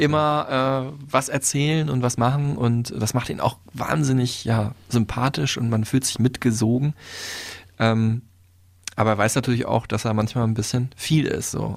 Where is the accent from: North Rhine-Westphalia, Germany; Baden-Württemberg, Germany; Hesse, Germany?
North Rhine-Westphalia, Germany; Dortmund; moved away; meiner alten Heimat